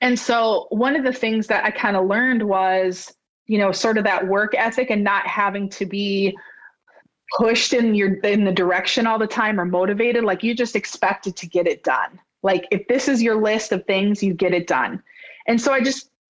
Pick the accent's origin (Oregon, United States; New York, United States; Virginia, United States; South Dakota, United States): South Dakota, United States; Scotland; also born or lived in Alaska; now in Sioux Falls, United States; We moved back to Scotland when I was two. And so I grew up in that small town, which is about 75 miles from where I live now.